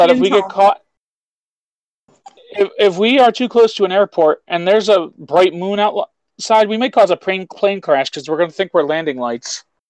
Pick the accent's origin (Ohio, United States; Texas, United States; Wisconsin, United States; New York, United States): New York, United States; I've never been embarrassed to say I'm a New Yorker until 2016.